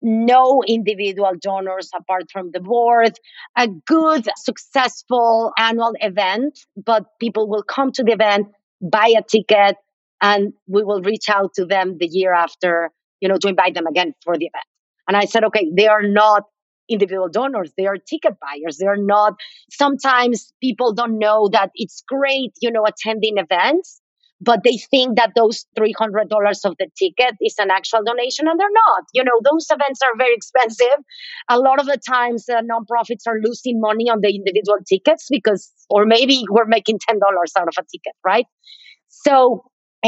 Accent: Mexico City, Mexico; moved away as an adult; also born or lived in Boston / San Francisco; now in United States; I am from Mexico City. I moved to the U.S. about 24 years ago. to go to graduate school.

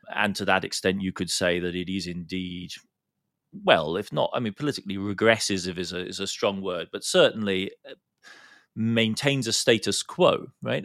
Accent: Heidelberg, Baden-Württemberg, Germany; in my hometown in Germany, in Heidelberg

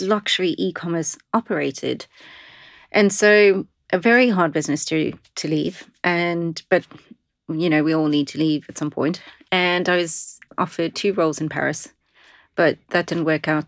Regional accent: South Africa; moved away as an adult; now in London, United Kingdom; I'm originally South African

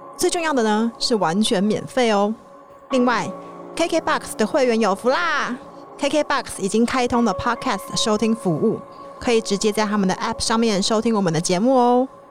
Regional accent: Hualien, Hualien County, Taiwan; moved away as an adult; also born or lived in Taipei; 就是因为我花莲人嘛

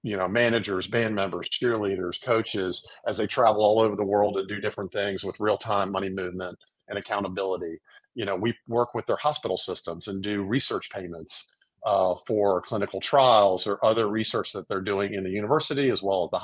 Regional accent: New Orleans, Louisiana, United States; now in Birmingham, United States; I grew up in New Orleans, married, I have three kids, live now in Birmingham

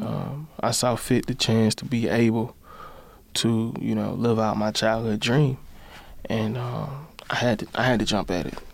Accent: Birmingham, Alabama, United States; at home in Birmingham, my hometown

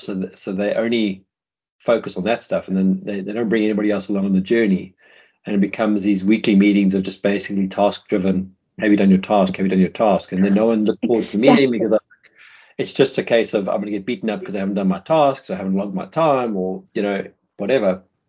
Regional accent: South Africa; moved away; I'm South African, we're pretty plain speaking people

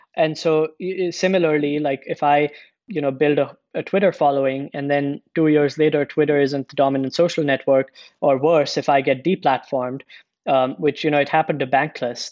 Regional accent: India; moved away; also born or lived in United States; I'm originally from India. I spent a bunch of time in the US.

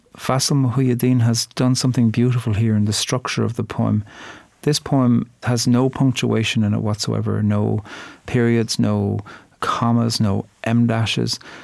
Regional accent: Ireland; I'm a poet from Ireland. And when I grew up, we learned poetry in Irish and English off by heart every week from the age of five.

